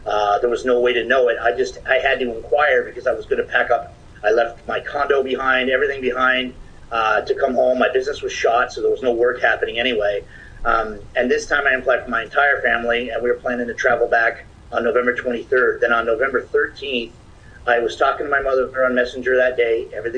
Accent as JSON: {"language": "English", "region": "Ontario", "country": "Canada", "said": "People found out we're from Ontario, they would run away from us."}